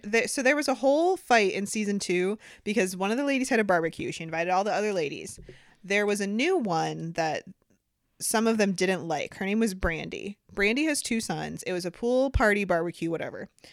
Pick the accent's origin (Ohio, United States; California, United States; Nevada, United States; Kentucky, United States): Ohio, United States; Sandusky; I'm from Sandusky